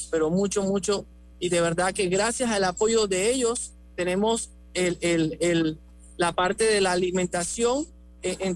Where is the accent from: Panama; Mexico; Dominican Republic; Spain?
Panama; si siente mi acento así, yo soy panameño, nacido en el extranjero, eh, madre colombiana, padre, colorense. Entonces, por eso tengo ese acentico.